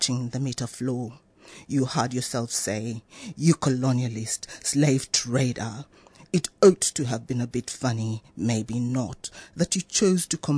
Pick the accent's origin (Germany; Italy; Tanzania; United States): Tanzania; now in Australia; I come from Tanzania. I'm African Australian